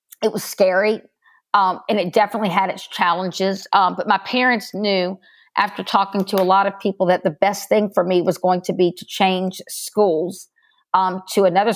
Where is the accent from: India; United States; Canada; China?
United States; Baton Rouge, Louisiana; I was born right here in Baton Rouge, Louisiana